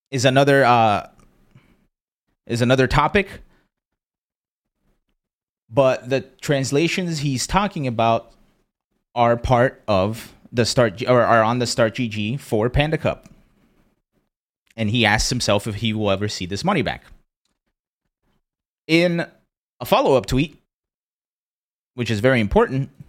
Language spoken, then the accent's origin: English; Brazil; born there; also born or lived in Pennsylvania, United States; I was born in Brazil, moved to Pennsylvania, very xenophobic and shitty area.